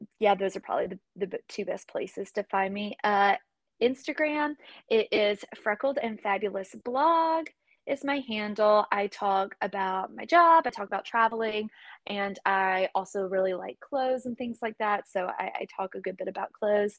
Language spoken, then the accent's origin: English; East Coast, United States; moved away; also born or lived in Texas; I grew up on the East Coast